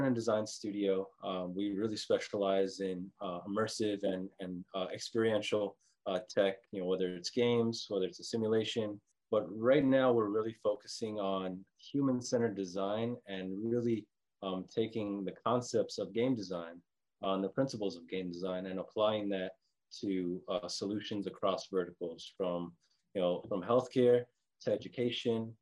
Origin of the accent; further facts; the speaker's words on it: Fort Lauderdale, Florida, United States; also born or lived in New Jersey; we're actually grew up in West Fort Lauderdale. So down in Broward County